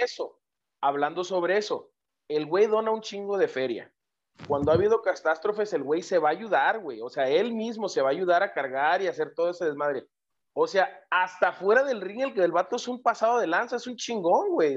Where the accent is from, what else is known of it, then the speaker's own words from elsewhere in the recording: Mexico; somos los mexicanos